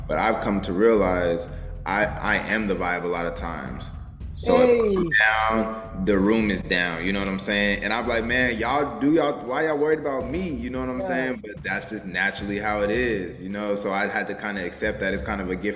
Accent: Denver, Colorado, United States; also born or lived in Houston, Texas; now in Texas, United States; we moved back to Denver, where she's from. So I was raised there like during the school year

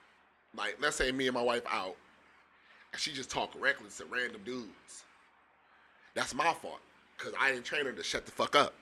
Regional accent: Pontiac, Michigan, United States; I'm from Pontiac

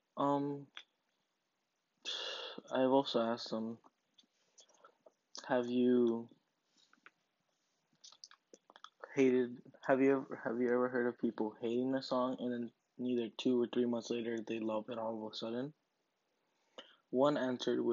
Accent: Harlingen, Texas, United States; my hometown, Harlingen

